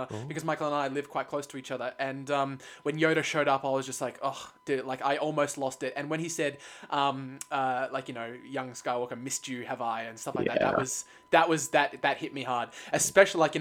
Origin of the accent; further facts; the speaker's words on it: Australia; we're Australians